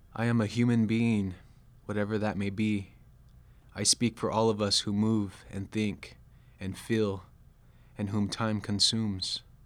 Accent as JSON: {"language": "English", "town": "Sacramento", "region": "California", "country": "United States", "tie": "born or raised there", "said": "I grew up in Sacramento, in the Sacramento area of California"}